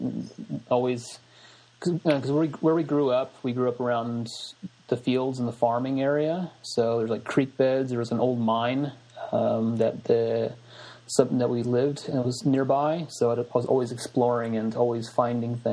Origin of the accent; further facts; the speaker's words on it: Springfield, Illinois, United States; moved away as an adult; now in Corner Brook, Canada; I'm originally from Springfield, Illinois, in like the heart of Illinois, and basically grew up there pretty much my whole life until the age of 27, where I then moved to Canada for grad studies